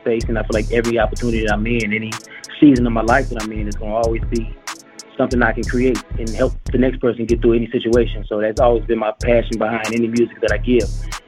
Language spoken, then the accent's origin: English; Chicago, Illinois, United States; I'm from Chicago